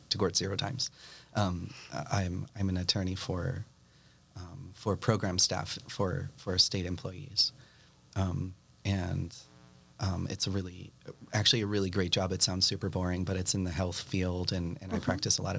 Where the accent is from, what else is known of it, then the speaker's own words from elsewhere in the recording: Nashua, New Hampshire, United States; moved away as an adult; also born or lived in Boston, Massachusetts; now in Malden, United States; We grew up in Nashua.